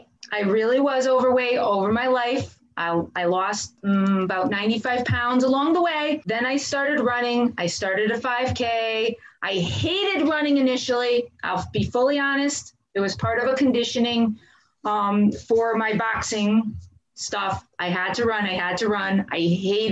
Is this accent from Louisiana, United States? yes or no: no; Branford, Connecticut, United States; also born or lived in Northford, Connecticut; I grew up in Branford, Connecticut.